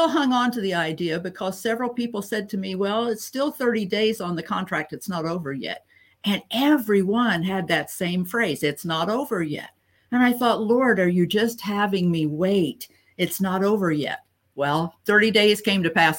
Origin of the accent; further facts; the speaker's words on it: Ohio, United States; moved away as an adult; also born or lived in North Carolina; make a move back to my home state where my family and circle of friends are